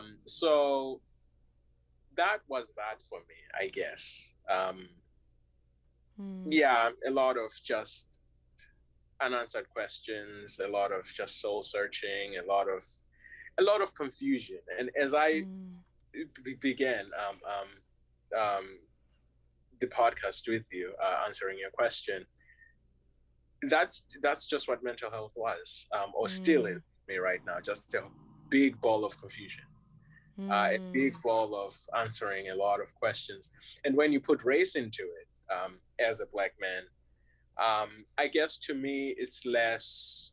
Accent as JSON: {"language": "English", "country": "United States", "said": "I'm from America, I now have all this perspective, so I'm gonna tell you about it."}